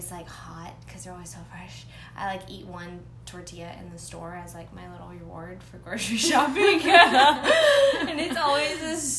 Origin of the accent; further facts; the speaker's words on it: San Antonio, Texas, United States; moved away; we're both from San Antonio.